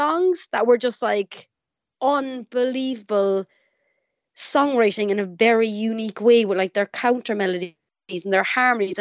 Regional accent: Cork, Munster, Ireland; growing up in Ireland

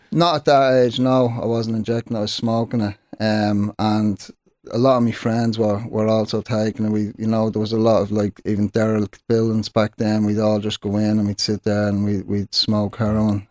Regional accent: Dublin, Leinster, Ireland; growing up in Sheriff Street

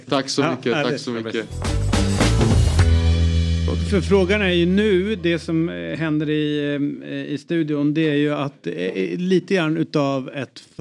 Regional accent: Uppsala, Uppsala County, Sweden; Vi är från Uppsala.

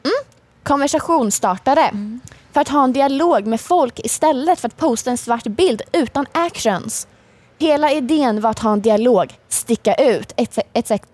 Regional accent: Linköping, Östergötland, Sweden; Jag är uppväxt i Linköping, jag har bott största delen av mitt liv i Linköping

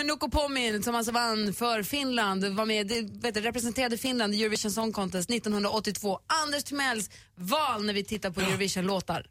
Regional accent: Luleå, Norrbotten County, Sweden; Vi är ju uppvuxna i Luleå

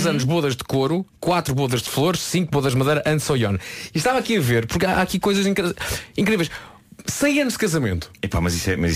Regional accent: Portugal; não, eu nem sou de cá, eu sou portuguesa e não vim cá a semana passada.

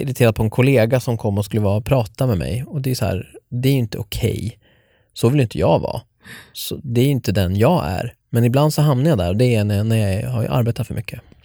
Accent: Norrtälje, Stockholm County, Sweden; moved away; jag ville bara flytta från Norrtälje, där jag är uppvuxen

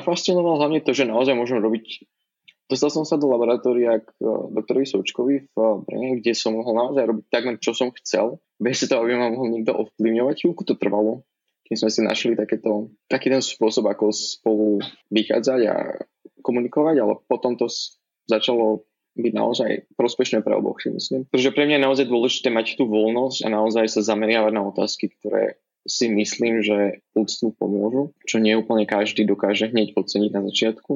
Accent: Žilina, Žilina Region, Slovakia; moved away as an adult; also born or lived in Bratislava, Slovakia; now in New York, United States; Pochádzam zo Žiliny

